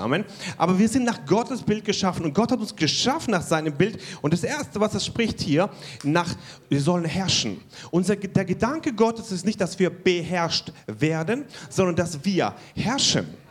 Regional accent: Germany; Wir als Deutsche

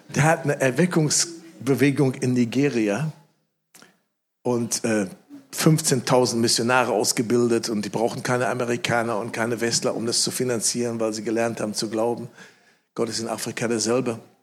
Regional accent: Germany; ich sitze da als Deutscher

